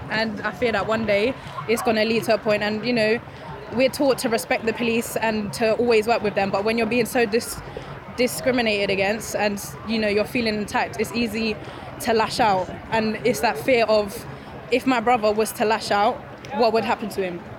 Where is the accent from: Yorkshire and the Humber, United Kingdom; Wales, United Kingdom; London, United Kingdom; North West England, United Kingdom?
London, United Kingdom; Especially uh, growing up in London, there's a very high likelihood that if my brother is walking along the street by himself, he, there's a high likelihood